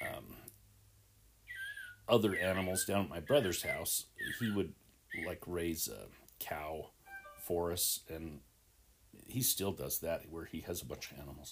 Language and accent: English; Salt Lake City, Utah, United States; I grew up in Salt Lake City in Rose Park.